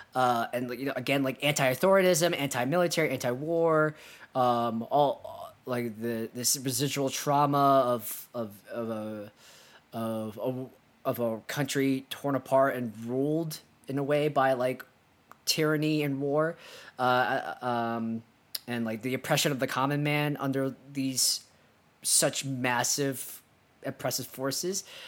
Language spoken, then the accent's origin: English; United States; we're both American